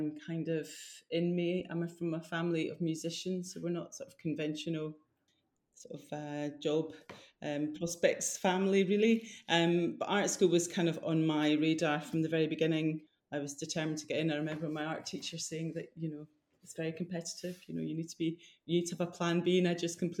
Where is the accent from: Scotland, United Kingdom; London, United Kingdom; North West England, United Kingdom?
Scotland, United Kingdom; Fife; also born or lived in Edinburgh; I'm from Fife, so it wasn't far away, but it was far enough away that I could leave home